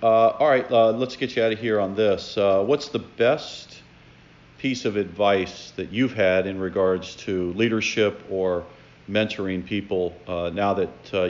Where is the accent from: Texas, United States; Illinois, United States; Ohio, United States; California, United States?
Ohio, United States; Lima; moved away as an adult; also born or lived in Toledo, Ohio; A, going to Lima Central Catholic, B, University of Toledo, I had moved away for about 15 years, came back.